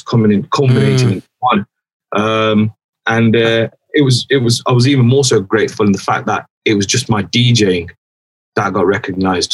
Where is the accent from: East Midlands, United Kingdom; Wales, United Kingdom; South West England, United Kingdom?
East Midlands, United Kingdom; Derby; moved away as an adult; also born or lived in West London; my hometown